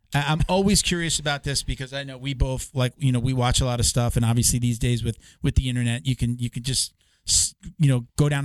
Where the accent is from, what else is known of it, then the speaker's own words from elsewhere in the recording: Long Island, New York, United States; I grew up in New York. I'm from New York. I grew up on Long Island. So, you know, we were wannabe city kid.